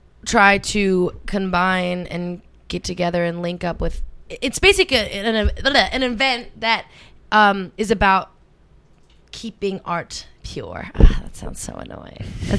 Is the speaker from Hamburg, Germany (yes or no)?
no; Berlin, Germany; People, I come from Berlin, right? I used to fucking ride the subway everywhere.